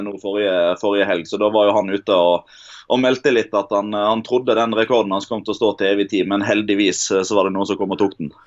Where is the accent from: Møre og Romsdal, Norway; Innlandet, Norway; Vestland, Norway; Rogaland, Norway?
Vestland, Norway; Odda; Odda, der jeg kommer fra